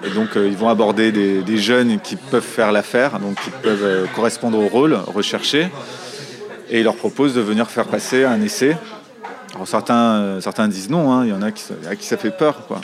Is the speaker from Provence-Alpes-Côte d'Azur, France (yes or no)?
yes; Marseille, Provence-Alpes-Côte d'Azur, France; j'ai grandi à Marseille